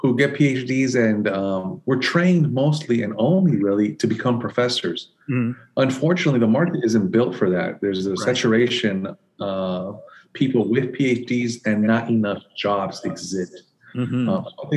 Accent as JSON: {"language": "English", "town": "San Francisco", "region": "California", "country": "United States", "tie": "born or raised there", "also_born_or_lived": "Nicaragua / Santa Cruz, California / Michigan / Atlanta", "moved": "as an adult", "lives_now": "Birmingham, United States", "said": "I was born in Nicaragua, and my family migrated to the United States when I was about 2 years old. I grew up in San Francisco, California, so I consider myself a West Coast kid."}